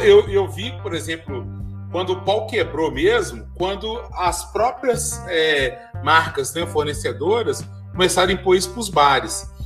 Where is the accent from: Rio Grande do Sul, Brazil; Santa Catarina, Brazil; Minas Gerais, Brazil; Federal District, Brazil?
Minas Gerais, Brazil; Belo Horizonte; now in Diamantina, Brazil; eu fui nascido criado em Belo Horizonte